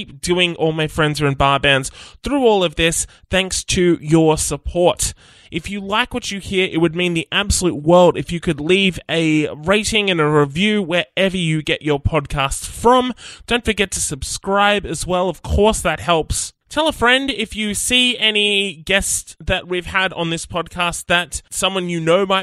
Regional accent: Nowra, New South Wales, Australia; our collective upbringing, growing up in Nowra

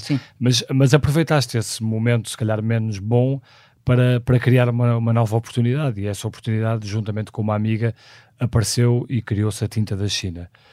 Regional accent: Porto, Norte, Portugal; nasci no Porto em 1976

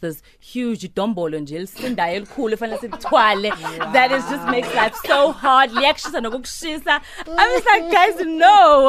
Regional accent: Umlazi, KwaZulu-Natal, South Africa; growing up in Umlazi, it was actually, I was very sheltered.

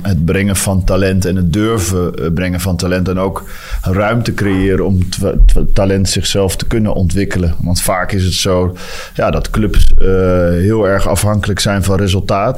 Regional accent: Netherlands; now in Antwerp, Belgium; als Nederlander

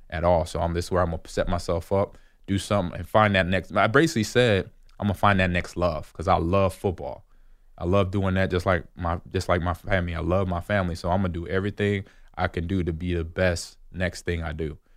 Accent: Omaha, Nebraska, United States; I got to play in my hometown. It was, I played for the Omaha Nighthawks

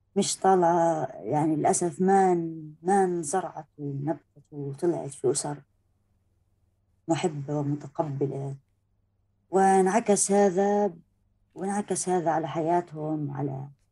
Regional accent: Palestine; أنا انولدت في فلسطين

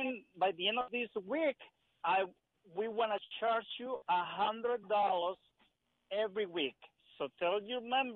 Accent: El Salvador; English is a second language; now in Dumfries, United States; I am from El Salvador

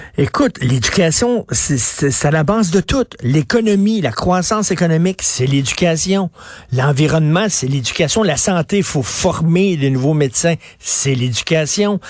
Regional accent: Montreal, Quebec, Canada; Je viens d'un milieu très populaire. Je viens de Verdun, le quartier pauvre de Verdun

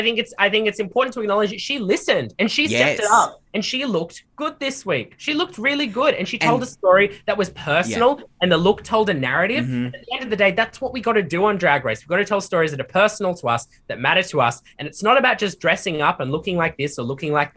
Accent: Canberra, Australian Capital Territory, Australia; growing up in Canberra, I lived through the really horrific bushfires that happened there

